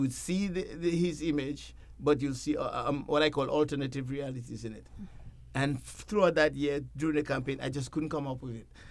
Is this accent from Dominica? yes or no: yes; Dominica; moved away; I'm originally from the Caribbean island of, uh, the Commonwealth of Dominica, not the Dominican Republic